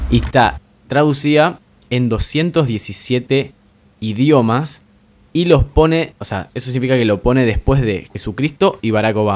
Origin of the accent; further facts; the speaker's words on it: Argentina; los únicos que podemos burlar de los chilenos somos los argentinos.